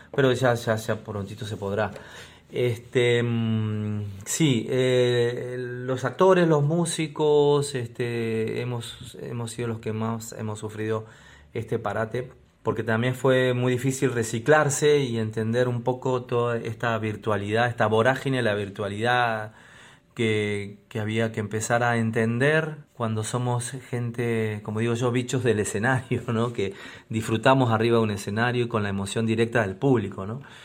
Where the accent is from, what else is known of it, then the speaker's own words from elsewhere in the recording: Argentina; now in Lima, Peru; cantautor argentino, residente en la ciudad de Lima, en el bellísimo Perú